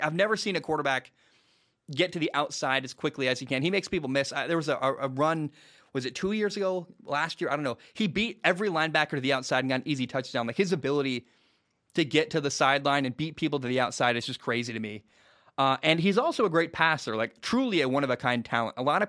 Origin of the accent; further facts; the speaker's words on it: Northwest, United States; I'm from the Northwest